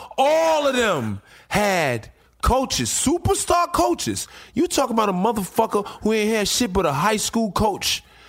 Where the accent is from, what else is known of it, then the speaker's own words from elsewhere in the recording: Chicago, Illinois, United States; I'm from the Shy.